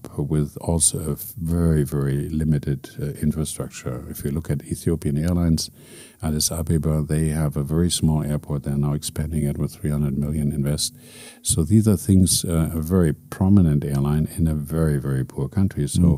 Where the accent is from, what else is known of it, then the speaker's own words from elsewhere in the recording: Berlin, Germany; now in Abu Dhabi, United Arab Emirates; my hometown, Berlin